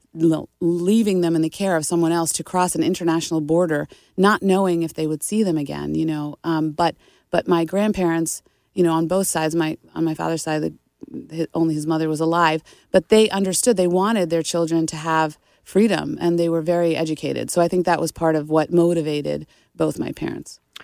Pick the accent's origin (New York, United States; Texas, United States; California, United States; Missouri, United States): New York, United States; Nita Lowey's district; my hometown representative, Nita Lowy